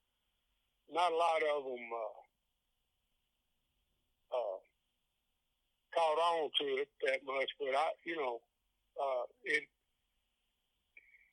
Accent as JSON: {"language": "English", "region": "Kentucky", "country": "United States", "said": "I come from Kentucky and, you know, probably ain't never going to live anywhere else."}